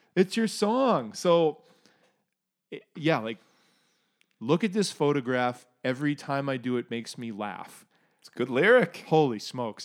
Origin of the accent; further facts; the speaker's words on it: Canada; anyone who's gone anywhere as Canadian